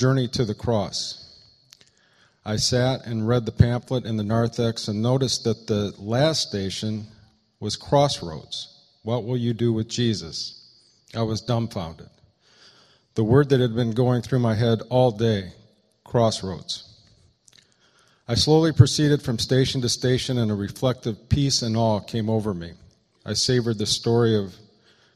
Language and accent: English; Eaton Rapids, Michigan, United States; Will and I grew up together in Eaton Rapids, Michigan.